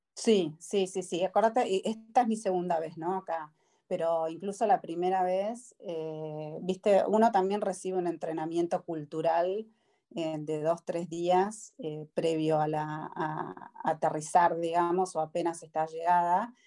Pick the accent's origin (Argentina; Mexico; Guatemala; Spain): Argentina; now in United States; uno como argentino